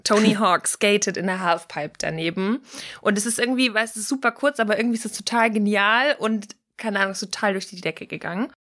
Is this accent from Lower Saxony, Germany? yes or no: no; Pforzheim, Baden-Württemberg, Germany; bei uns in der Kleinstadt in Pforzheim, wo ich aufgewachsen bin